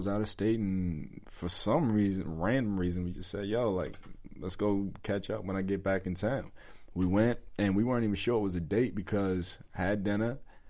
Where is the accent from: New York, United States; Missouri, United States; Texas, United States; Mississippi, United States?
New York, United States; I'm from the country. I was raised in New York